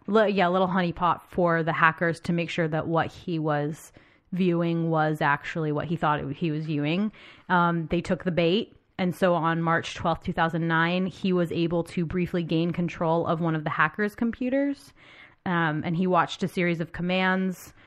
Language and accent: English; United States; I'm American and I've been raised to believe